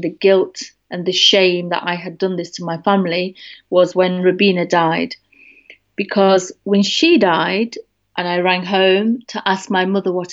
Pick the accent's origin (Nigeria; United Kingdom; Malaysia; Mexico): United Kingdom; Derby, East Midlands; moved away; I'm coming right now back to my hometown in Derby